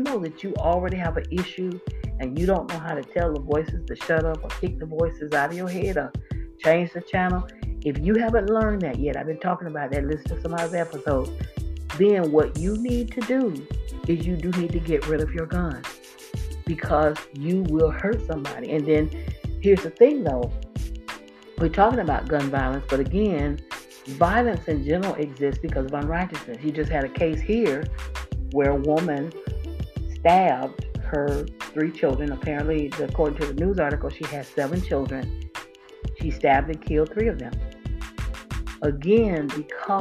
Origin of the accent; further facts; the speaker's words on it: Florida, United States; moved away as an adult; I was born and raised in Florida